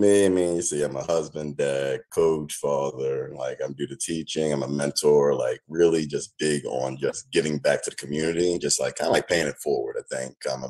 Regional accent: California, United States; born there; also born or lived in New York / Atlanta; now in Baltimore, United States; I'm more of a military brat, so I'm learning to like claim Baltimore now, but I was born in California.

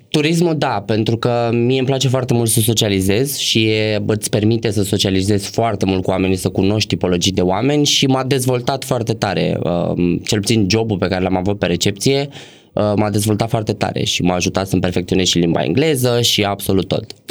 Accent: Bucharest, Romania; m-am născut și crescut în București

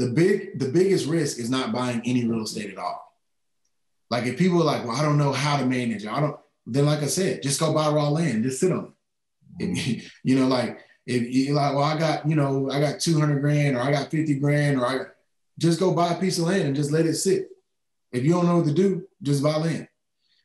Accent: East Texas, United States; I'm from East Texas. I'm a country kid. We didn't have a lot of means, but we grew up in the country

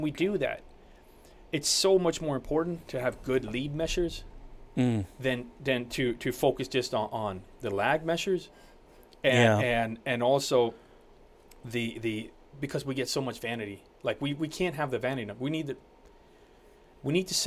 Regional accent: Sweden; when I grew up in Sweden

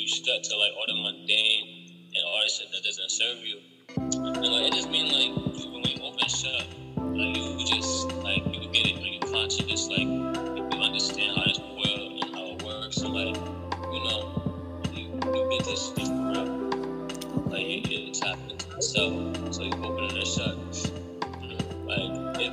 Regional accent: New Haven, Connecticut, United States; I'm from New Haven, Connecticut

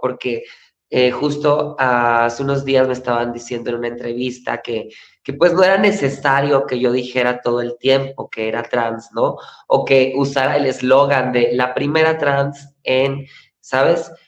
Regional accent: Chihuahua, Mexico; moved away as an adult; now in Mexico City, Mexico; Duré como cinco años estudiando teatro musical en Chihuahua, Chihuahua, de donde soy yo.

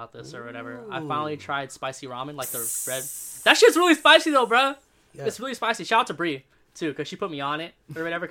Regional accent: near Sacramento, California, United States; I grew up near Sac

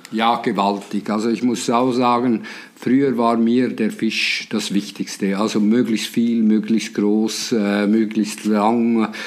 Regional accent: Switzerland; accent: Swiss; wie ihr aus meiner Mundart hört, ich komme natürlich aus der Schweiz

